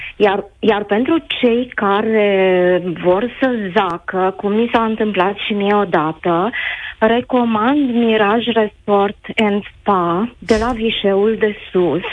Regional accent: Câmpulung Moldovenesc, Suceava County, Romania; sunt din Câmpul Lung Moldovenesc, lângă Pojorâta

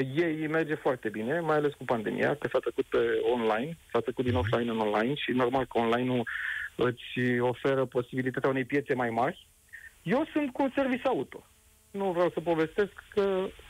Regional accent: Romania; noi ca români

